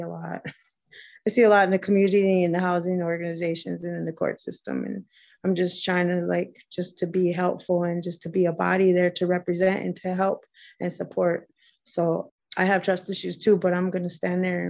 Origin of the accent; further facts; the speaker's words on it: Minneapolis, Minnesota, United States; I grew up in South Minneapolis